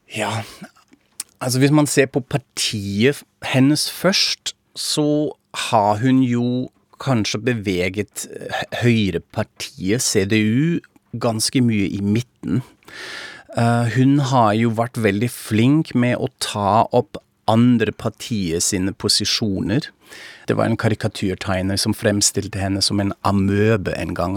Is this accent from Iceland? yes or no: no; Frankfurt am Main, Hesse, Germany; now in Norway; jeg er tysk, fra Frankfurt am Main